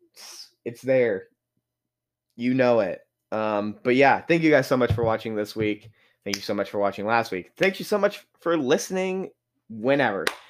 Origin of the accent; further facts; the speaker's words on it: United States; I'm very much American